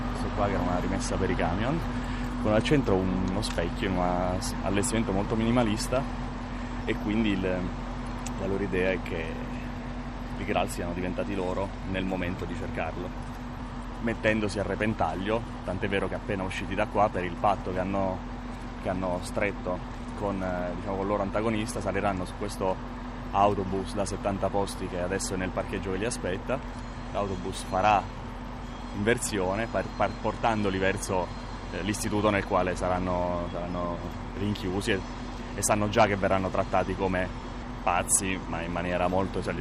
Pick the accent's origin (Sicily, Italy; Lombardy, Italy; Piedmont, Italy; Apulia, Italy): Lombardy, Italy; vengo dalla provincia di Bergamo.